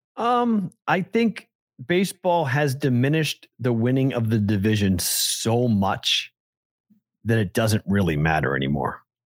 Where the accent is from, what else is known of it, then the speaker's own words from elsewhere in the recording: Boston, Massachusetts, United States; now in Las Vegas, United States; I'm a Bostonian